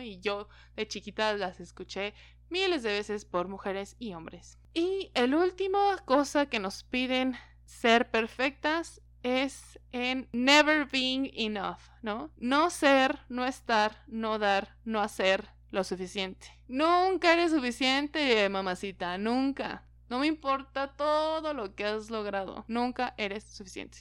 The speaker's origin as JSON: {"language": "Spanish", "country": "Mexico", "said": "como mexicanos, latinos"}